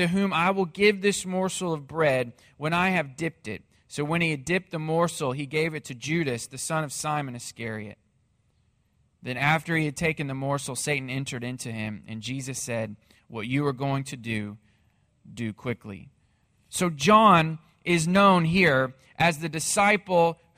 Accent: Missouri, United States; moved away as an adult; now in Texas, United States; my hometown in Missouri

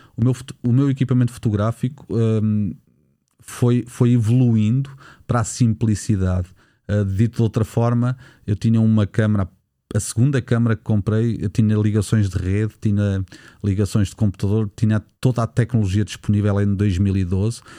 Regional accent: Nazaré, Centro, Portugal; na Nazaré, a minha terra natal

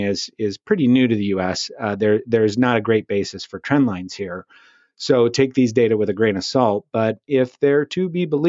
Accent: Midwest, United States; now in Europe; as an American living in Europe

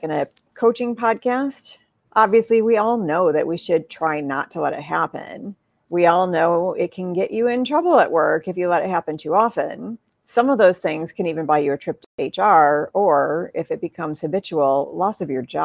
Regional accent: Midwest, United States; I'm from the Midwest

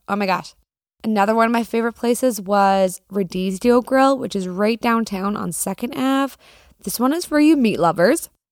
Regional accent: Canada; As a Canadian

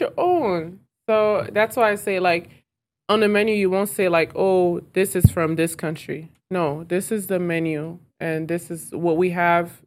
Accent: Clarkston, Georgia, United States; also born or lived in Lomé, Togo; I grew up in Clarkston.

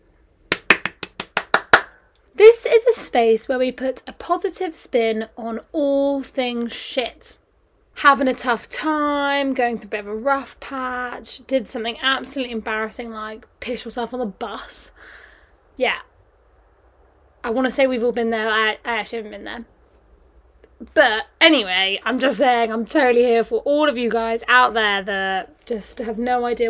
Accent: Kent, South East England, United Kingdom; moved away as an adult; now in London, United Kingdom; At home in Kent

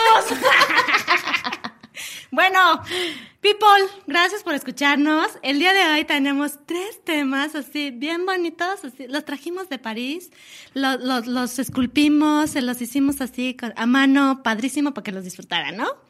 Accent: Chilango, Mexico City, Mexico; dicen por ahí que somos chilangas

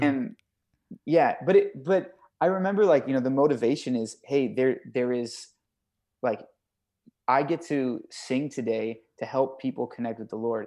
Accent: Thousand Oaks, California, United States; growing up in, in California

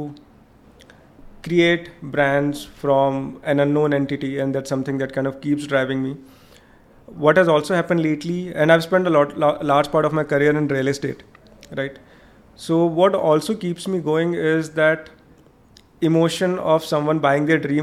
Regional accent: Varanasi, Uttar Pradesh, India; moved away; But for me, it's my own hometown. It's the lanes and the roads that I've kind of traveled.

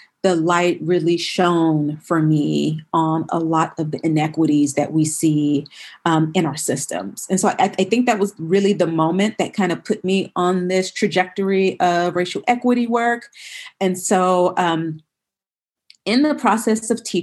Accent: Miami, Florida, United States; moved away as an adult; now in Los Angeles, United States; I did most of my K through 12 schooling, as well as my college and law school education in Miami, Florida

